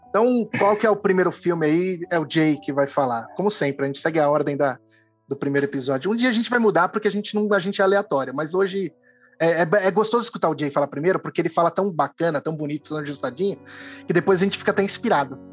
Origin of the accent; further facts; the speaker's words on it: Santa Rita do Passa Quatro, São Paulo, Brazil; moved away; eu vivi muito tempo da minha vida em Santa Rita do Passa Quatro